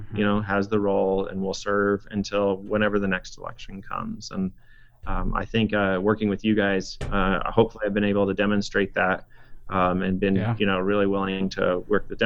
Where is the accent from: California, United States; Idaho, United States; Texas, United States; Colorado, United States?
Idaho, United States; Boise; also born or lived in Pocatello, Idaho / Washington (college); I was born in Pocatello, but grew up in Southeast Boise.